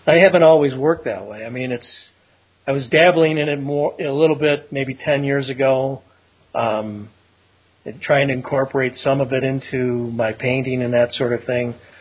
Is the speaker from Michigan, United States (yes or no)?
yes; Detroit, Michigan, United States; I grew up in Detroit, and then we moved from there out to the suburbs.